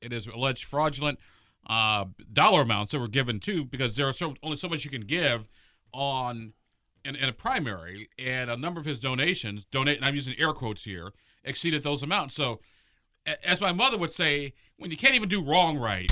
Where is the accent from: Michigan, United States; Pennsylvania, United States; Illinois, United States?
Illinois, United States; moved away as an adult; now in Indiana, United States; I'm from Illinois.